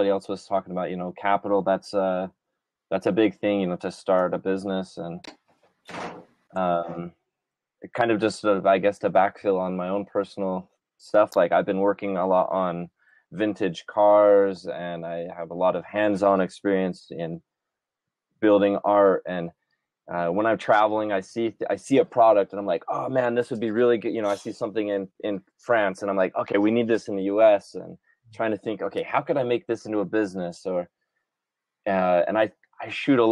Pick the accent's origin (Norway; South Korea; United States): United States; Utah; also born or lived in Maui; I'm back in Utah. I'm in my hometown where I grew up.